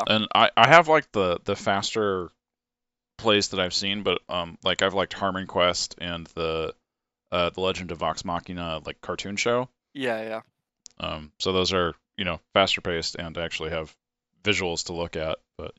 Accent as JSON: {"language": "English", "town": "Menlo Park", "region": "California", "country": "United States", "lives_now": "Austin, United States", "said": "Yeah, I'm from the Bay. I'm"}